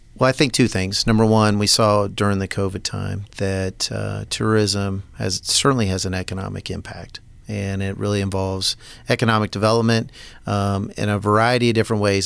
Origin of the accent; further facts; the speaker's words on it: Topeka, Kansas, United States; moved away as an adult; now in Manhattan, United States; I grew up in Topeka, Kansas